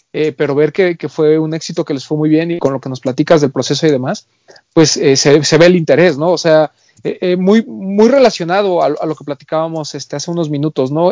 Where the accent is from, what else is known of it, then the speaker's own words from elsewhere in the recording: Mexico; como mexicano